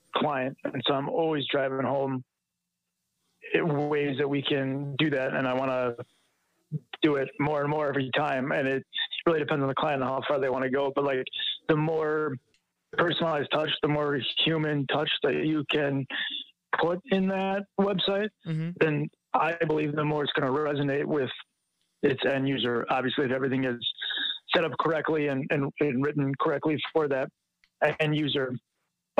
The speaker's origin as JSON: {"language": "English", "region": "Wisconsin", "country": "United States", "tie": "born or raised there", "said": "growing up in Wisconsin. You know, it's Green Bay Packers country, and so it's like a religion up here"}